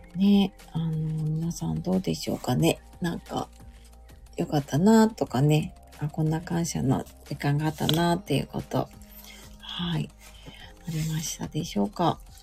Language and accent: Japanese; Tokyo, Japan; also born or lived in Hokkaido; 東京にね、その時引っ越してきて